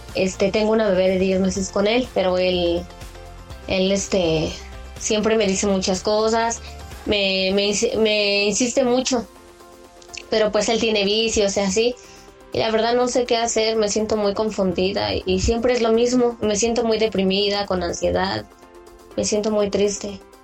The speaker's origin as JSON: {"language": "Spanish", "region": "Santander", "country": "Colombia", "said": "soy santandereana"}